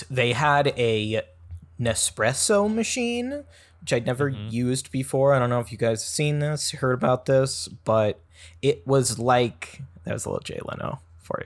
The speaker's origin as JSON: {"language": "English", "country": "New Zealand", "said": "I'm from New Zealand. I'm from New Zealand, and I had a little cameo in Obi-Wan Kenobi"}